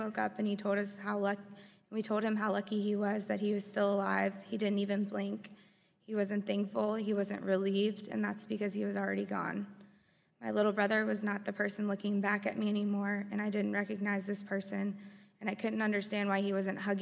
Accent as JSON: {"language": "English", "town": "Forest", "region": "Virginia", "country": "United States", "tie": "born or raised there", "said": "We grew up in Forest, Virginia, and we had the best childhood."}